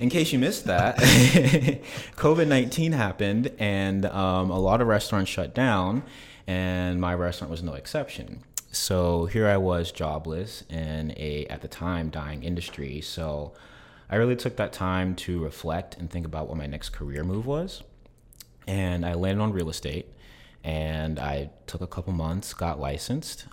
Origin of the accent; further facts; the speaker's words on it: South Carolina, United States; moved away as an adult; now in Tampa, United States; I am originally from South Carolina